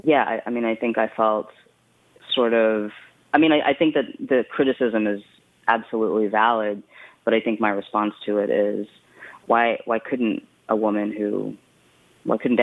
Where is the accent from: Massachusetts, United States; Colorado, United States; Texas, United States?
Texas, United States; West; moved away; also born or lived in Brooklyn, New York / Ann Arbor, Michigan; I was born in Brooklyn, and I grew up in West Texas